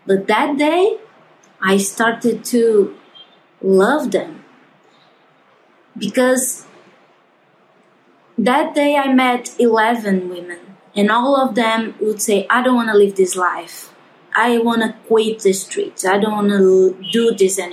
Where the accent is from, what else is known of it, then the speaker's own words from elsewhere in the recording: João Pessoa, Paraíba, Brazil; we are from João Pessoa